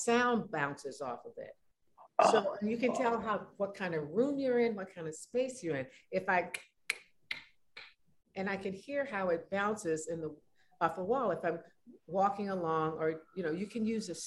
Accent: California, United States; being a Californian

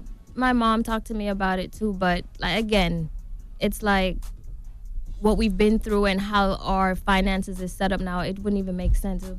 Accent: Saint Thomas, Jamaica; Growing up in Jamaica, I witnessed my dad being murdered.

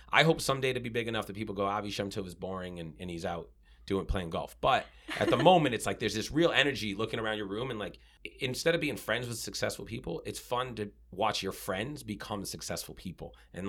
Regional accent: Sharon, Massachusetts, United States; And Sharon, I mean, it's where I grew up. And then I moved back there 2 years ago.

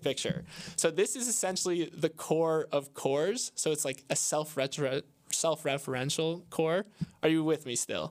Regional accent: Florida, United States; I'm from Florida

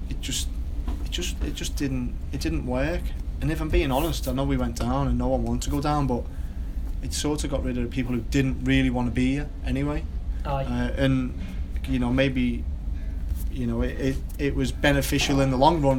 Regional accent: Wigan, North West England, United Kingdom; because I come from Wigan where it was really a working class club.

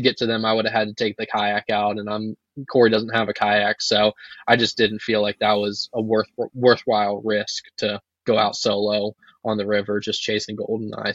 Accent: Virginia, United States; moved away as an adult; now in North Dakota, United States; I'm from Virginia

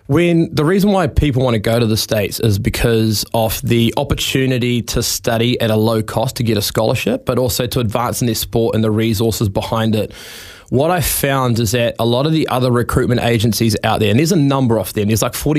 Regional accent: Taranaki, New Zealand; I'm from Taranaki, grew up in a really humble family. Dad's a tennis coach.

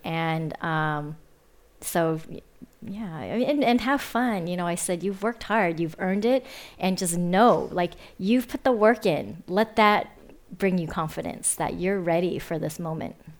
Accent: Fremont, California, United States; Fremont, which yeah. was also my hometown.

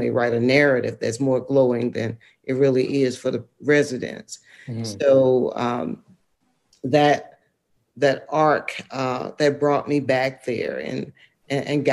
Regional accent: United States; moved away as an adult; I'm from Lowndes County. I had the opportunity and privilege to live other places. And when I went back

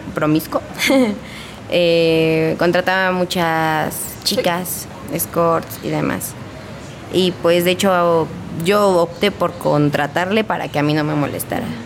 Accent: Hidalgo, Mexico; moved away as an adult; Yo no soy de aquí del estado, yo soy de Hidalgo. Tenía toda mi vida viviendo ahí hasta apenas tenía un año aquí

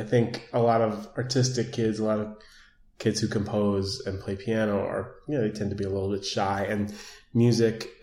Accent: New York City, New York, United States; I grew up in Manhattan

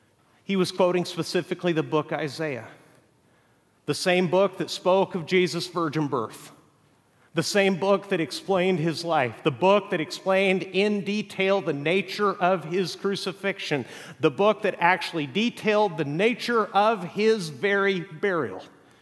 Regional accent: Mexico; English is a second language; I can tell you also from growing up in Mexico, the definition of a third world country is that there's oftentimes great wealth living right next to stark poverty.

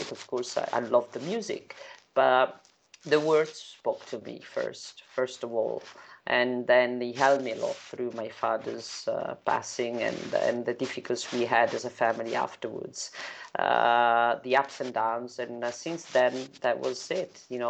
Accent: Italy; And it would have to be in Italy, in my hometown.

